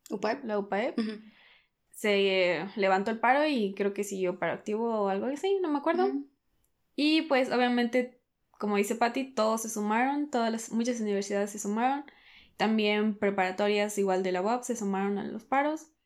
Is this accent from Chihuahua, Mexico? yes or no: no; Puebla, Mexico; ya estamos sí, también aquí en Puebla, porque pues, somos de Puebla